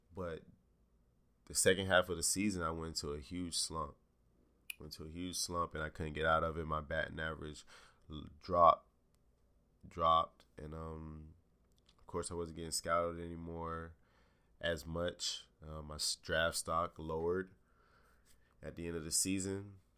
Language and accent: English; Jacksonville, Florida, United States; moved away as an adult; also born or lived in Morgantown, West Virginia; I'm from Jacksonville, Florida.